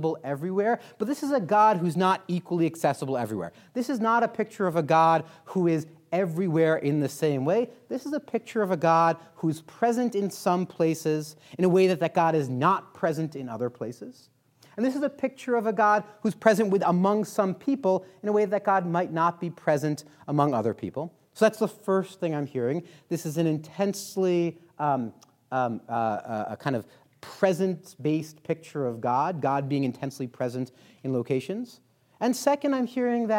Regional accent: New York, United States; now in Colorado, United States; I'm a New Yorker originally

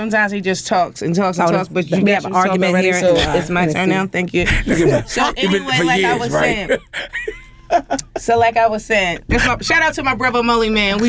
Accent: Baltimore, Maryland, United States; I'm from Bentlon Riggs.

